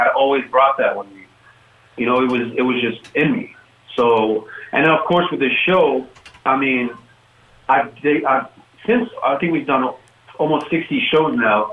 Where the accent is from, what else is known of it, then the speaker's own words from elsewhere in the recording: Oakland, California, United States; I grew up in the Bay Area in Oakland